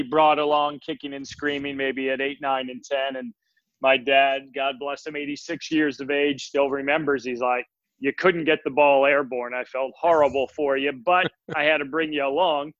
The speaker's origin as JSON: {"language": "English", "region": "New Jersey", "country": "United States", "tie": "born or raised there", "also_born_or_lived": "New York City", "said": "Grew up in Jersey. Was born in New York City."}